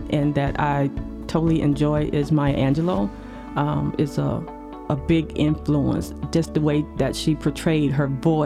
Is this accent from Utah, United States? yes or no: no; Mount Dora, Florida, United States; now in Frederick, Maryland, United States; I grew up in Mount Dora, Florida